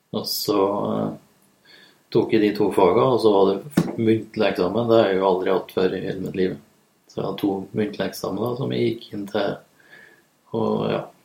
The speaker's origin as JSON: {"language": "Norwegian", "town": "Lierne", "region": "Trøndelag", "country": "Norway", "tie": "born or raised there", "said": "Jeg er egentlig fra Lierne i Nord-Trøndelag"}